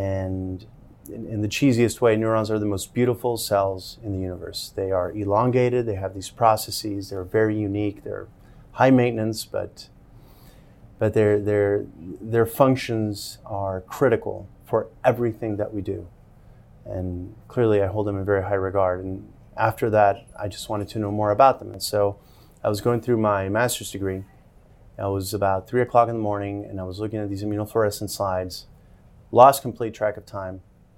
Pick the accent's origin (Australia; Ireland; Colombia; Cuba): Colombia; moved away; also born or lived in Miami, Florida / Bogota; I was born in Miami, Florida, and I lived there till I was six, and then I moved back to my home country where my family's from in Colombia.